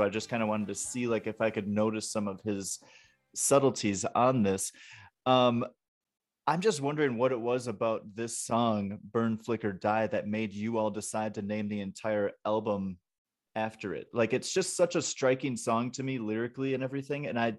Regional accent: Wisconsin, United States; also born or lived in Atlanta, United States / Florida, United States; We say shopping carts, and I'm from Wisconsin, so it's the same up there, but I lived in Atlanta and on the Florida panhandle for, I think, an accumulative of about 5 years.

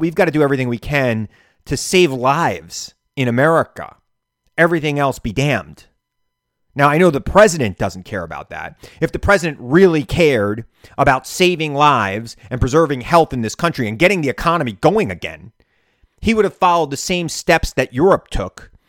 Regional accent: New York, United States; As a New Yorker

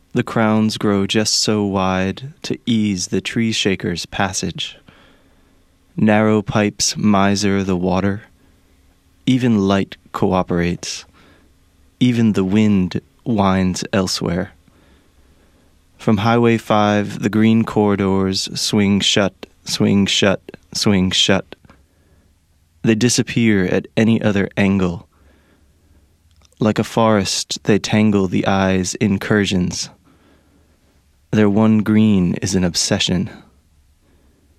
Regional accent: Pennsylvania, United States; moved away; I grew up in Pennsylvania

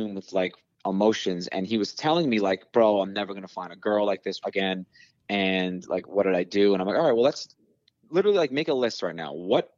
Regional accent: New York City, New York, United States; growing up on Staten Island

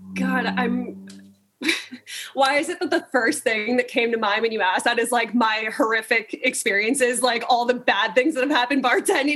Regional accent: California, United States; growing up in California

